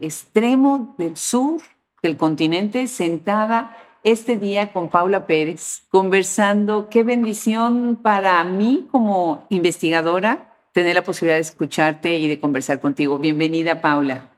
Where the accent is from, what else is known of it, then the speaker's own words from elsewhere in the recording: Mexico; moved away; mi país donde yo nací, mi país de origen, México